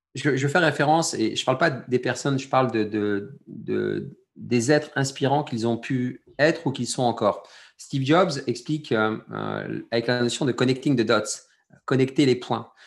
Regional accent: France; je suis français d'origine algérienne, je suis algérien né en France

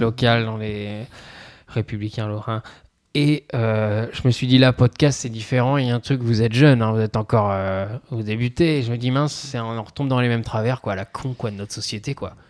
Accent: Pithiviers, Centre-Val de Loire, France; j'ai grandi à Pithiviers, moi encore, donc on n'est pas, on n'est pas tout à fait à côté de Paris

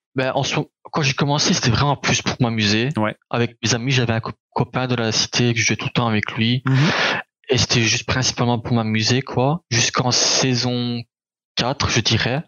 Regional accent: Charleroi, Wallonia, Belgium; also born or lived in Anderlecht, Belgium; né à Anderlecht en Belgique. quand j'étais petit, je me rappelle, je suis resté là-bas jusqu'à mes sept ans je crois. Je me rappelle pas trop mhm. de là-bas. Et après on a dû déménager en Charleroi, en Belgique

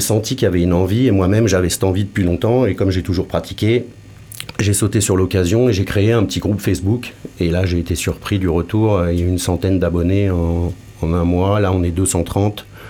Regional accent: Paris region, Île-de-France, France; moved away; also born or lived in Lyon / Toulouse; De région parisienne aussi

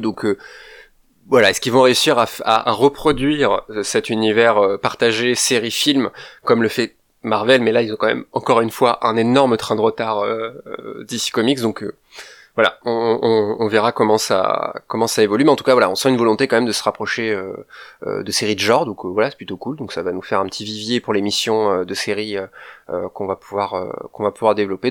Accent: France; nous en tant que Français

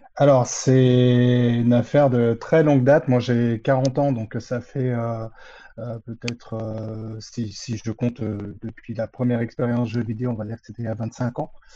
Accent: Créteil, Île-de-France, France; je suis de la région parisienne. Euh, donc, euh, je suis, euh, je suis même christolien, euh, donc, euh, de la ville de Créteil à l'origine

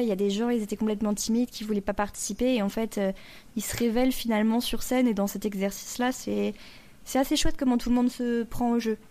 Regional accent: France; on qu'on connaît pas nous en tant que français

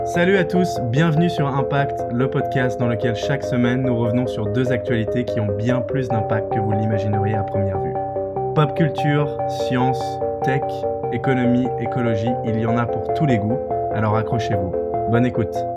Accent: Paris, Île-de-France, France; moved away as an adult; also born or lived in England / United States; je viens de Paris, j'ai fait mes études en Angleterre et puis aux États-Unis.

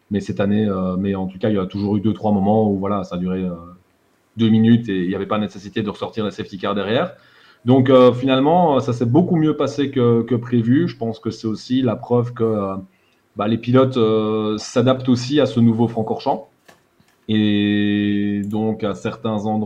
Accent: Borinage, Wallonia, Belgium; accent: Borinage

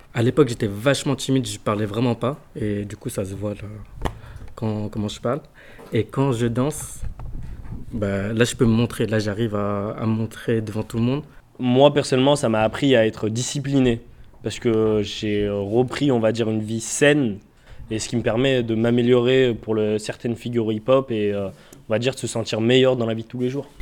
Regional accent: Givors, Auvergne-Rhône-Alpes, France; je suis d'origine de Givor.

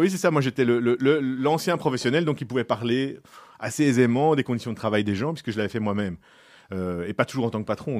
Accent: Brussels, Brussels-Capital Region, Belgium; je suis bruxellois, euh, depuis toujours

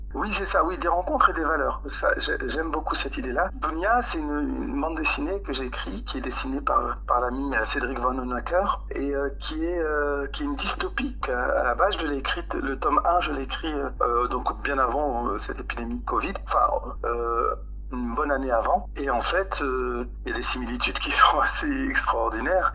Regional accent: Roubaix, Hauts-de-France, France; Je suis né, j'ai grandi à Roubaix

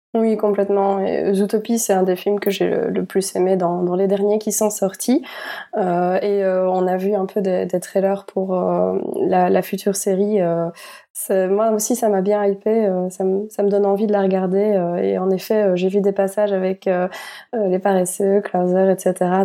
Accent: Belgium; en tant que Belges

